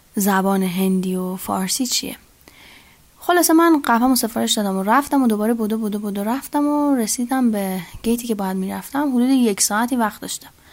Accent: Iran; من ایرانی هستم

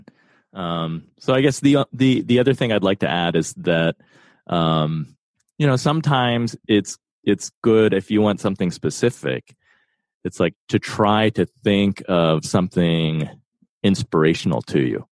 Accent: East Coast, United States; also born or lived in New York; I was born in New York and grew up on the East Coast

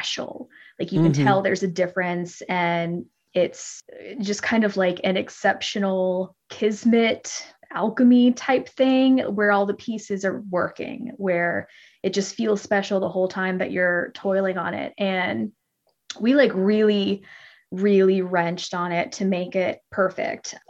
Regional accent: Mississippi, United States; I grew up in Mississippi

